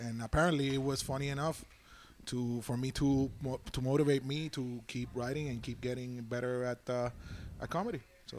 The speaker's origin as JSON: {"language": "English", "town": "San Juan", "country": "Puerto Rico", "moved": "as an adult", "lives_now": "Cincinnati, United States", "said": "I am 31 years old. I'm originally from San Juan, Puerto Rico, and I'm living in Cincinnati, Ohio."}